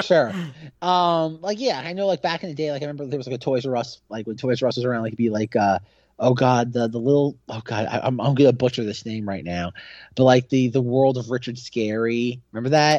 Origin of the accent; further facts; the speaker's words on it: Australia; as an Aussie